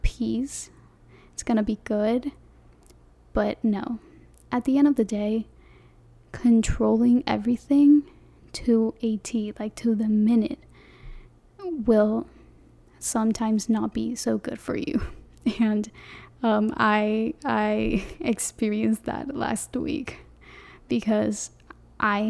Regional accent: Panama; first language Spanish; English is a second language; I'm from Panama, the country, not the city in Florida, the country Panama. And my first language is Spanish

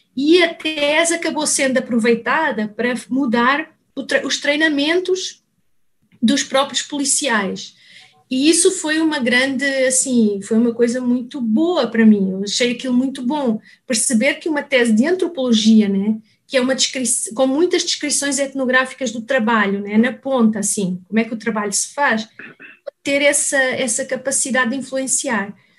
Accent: Portugal; moved away as an adult; also born or lived in Lisbon; now in Brazil; eu sou portuguesa

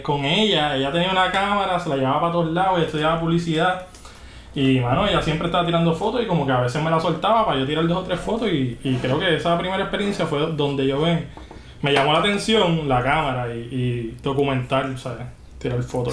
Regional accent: Juncos, Puerto Rico; also born or lived in Canóvanas / California; yo soy de Junco, o sea, yo soy del campo entre Junco y, cano, y Campo, campo, campo

